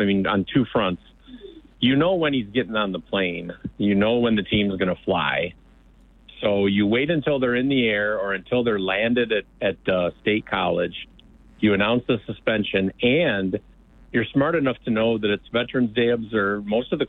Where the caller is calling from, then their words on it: Lansing, Michigan, United States; Yeah, I'm from Lansing.